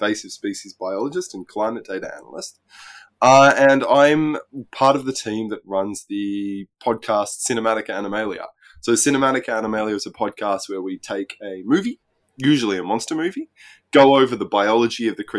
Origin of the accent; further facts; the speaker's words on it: Australia; moved away as an adult; now in Norway; I'm not American. I am Australian. Yeah. I've been living overseas in Europe for about 10 years now. The last five of them have been in Norway